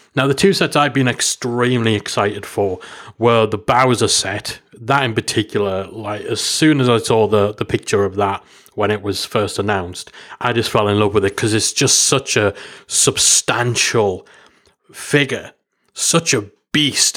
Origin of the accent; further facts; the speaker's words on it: England, United Kingdom; I'm from England